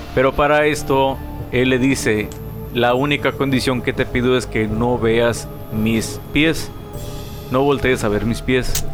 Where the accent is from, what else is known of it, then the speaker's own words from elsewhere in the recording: Guerrero, Mexico; now in Tijuana, Mexico; Yo siendo guerrerense